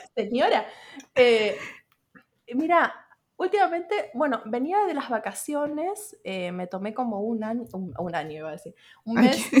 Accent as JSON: {"language": "Spanish", "region": "Buenos Aires", "country": "Argentina", "tie": "born or raised there", "moved": "as an adult", "lives_now": "Montevideo, Uruguay", "said": "soy nacida en Argentina, en Buenos Aires, y ahora estoy viviendo en Montevideo, Uruguay."}